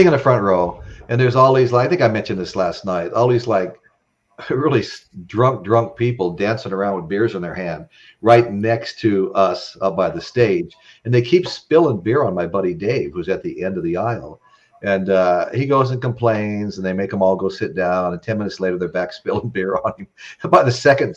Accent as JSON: {"language": "English", "town": "Las Vegas", "region": "Nevada", "country": "United States", "tie": "born or raised there", "said": "growing up in Vegas area"}